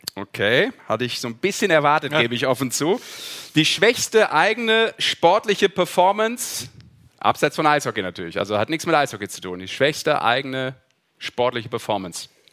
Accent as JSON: {"language": "German", "town": "Düsseldorf", "region": "North Rhine-Westphalia", "country": "Germany", "said": "als Düsseldorfer"}